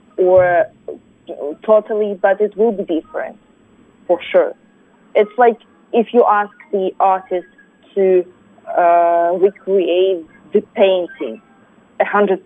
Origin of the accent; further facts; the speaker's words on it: Russia; English is a second language; now in United States; even though I'm Korean, but since I was born in Russia and grown there, I feel Russian